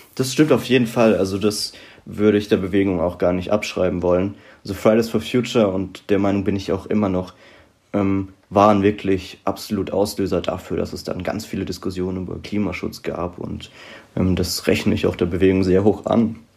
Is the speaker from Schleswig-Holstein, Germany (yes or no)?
no; Rhineland-Palatinate, Germany; moved away as an adult; now in Mainz, Germany; ich komme ursprünglich aus der Südpfalz